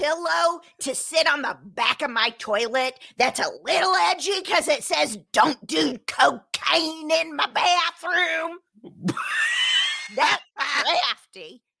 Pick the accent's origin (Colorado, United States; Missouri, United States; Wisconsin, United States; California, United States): Missouri, United States; I'm from Missouri. I live 45 minutes away from a town of crafty called Branson, Missouri.